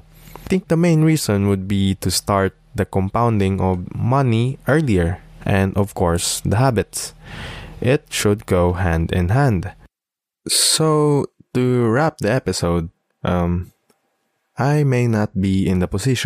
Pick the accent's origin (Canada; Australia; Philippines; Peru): Philippines; being a Filipino seafarer